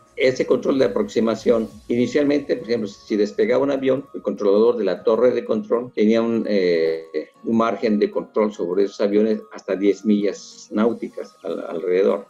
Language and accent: Spanish; Mexico City, Mexico; moved away as an adult; now in Cancún, Mexico; yo soy originario del Distrito Federal